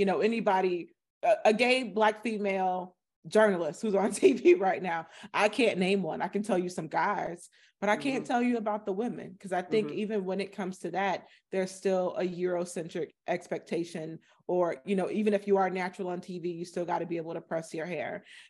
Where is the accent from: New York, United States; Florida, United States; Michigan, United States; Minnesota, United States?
Florida, United States; I am from Florida. So I'm from a small town in Florida, you know, population 10,000, 16% Black.